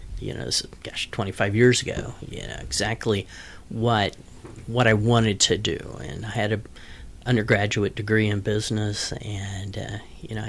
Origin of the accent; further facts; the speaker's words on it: Wichita, Kansas, United States; also born or lived in Topeka, Kansas / Larned, Kansas; I grew up in Topeka and Wichita.